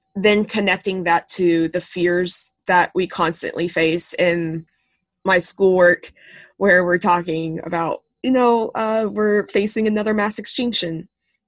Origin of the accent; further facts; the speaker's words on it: Texas, United States; I am from Texas.